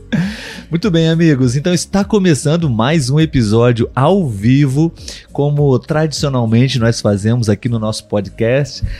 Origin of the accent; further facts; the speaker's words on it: Brazil; nós brasileiros aqui